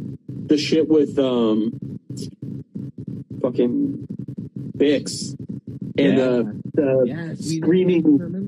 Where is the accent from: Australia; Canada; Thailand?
Canada; Yeah, I'm Canadian. Born and raised.